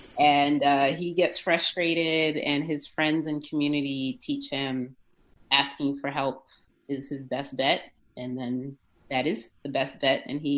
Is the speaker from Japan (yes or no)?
yes; Japan; born there; also born or lived in United States / Zimbabwe / Switzerland; I was born in Japan, lived in the States for a little while, lived in Zimbabwe, which is where my family is from, lived in Switzerland for high school, part of middle school